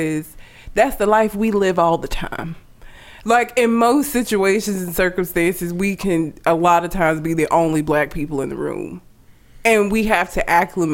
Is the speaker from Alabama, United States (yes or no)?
yes; Sylacauga, Alabama, United States; also born or lived in Talladega, Alabama; I'm from Talladega in Sylacauga, Alabama